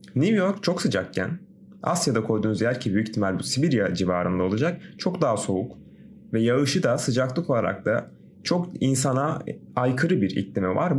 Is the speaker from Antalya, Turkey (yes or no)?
yes; Antalya, Turkey; also born or lived in Kazakhstan; doğma büyümede Antalyalıyım